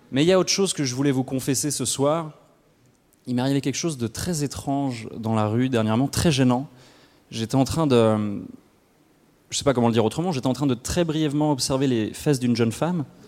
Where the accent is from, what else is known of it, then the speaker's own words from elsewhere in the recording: Switzerland; chez nous en Suisse